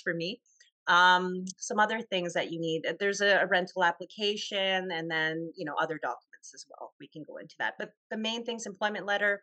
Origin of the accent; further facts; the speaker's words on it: Toronto, Ontario, Canada; I'm from Toronto